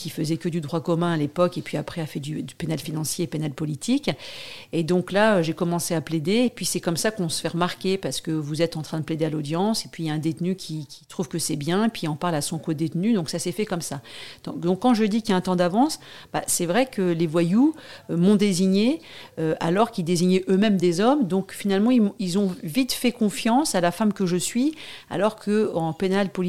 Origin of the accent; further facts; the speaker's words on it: Paris, Île-de-France, France; Je, je viens pas de la banlieue, je suis vraiment un pur produit, euh, enfin, j'ai de, de, de province, mais je suis née à Paris.